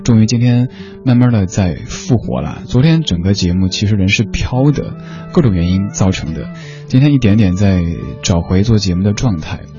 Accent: Chengdu, Sichuan, China; now in Beijing, China; 作为一个成都人，一年四季经常会在阴天和雨天当中度过

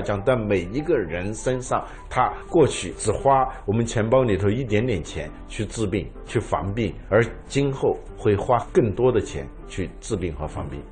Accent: China; 我们中国人对历史是很有兴趣，因为我们历史悠久嘛

